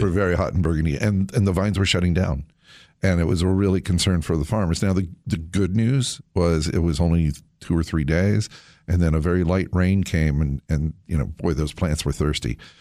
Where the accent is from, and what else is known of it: United States